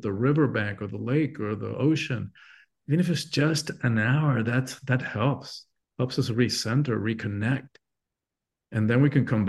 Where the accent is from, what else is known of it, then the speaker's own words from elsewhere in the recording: Cuba; moved away; I'm from an island. I'm Cuban born originally